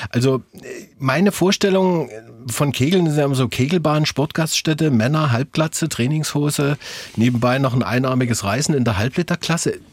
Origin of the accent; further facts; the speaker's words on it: Dresden, Saxony, Germany; Also ich bin in Hellerau groß geworden, hier in Dresden.